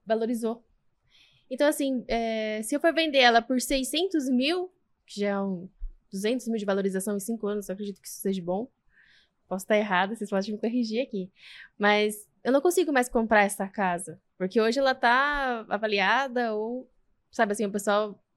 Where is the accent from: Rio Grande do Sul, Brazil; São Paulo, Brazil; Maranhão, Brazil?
São Paulo, Brazil; Ibiúna; Sou de Biúna